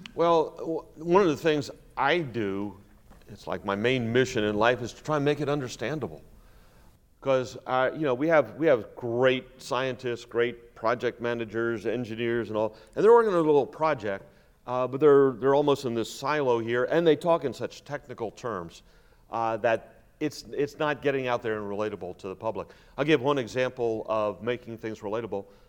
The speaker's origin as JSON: {"language": "English", "region": "South Louisiana", "country": "United States", "tie": "born or raised there", "said": "I grew up in South Louisiana"}